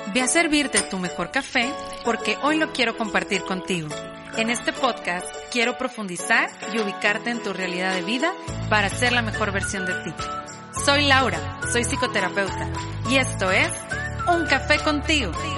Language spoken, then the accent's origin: Spanish; Mexico; aquí en mi país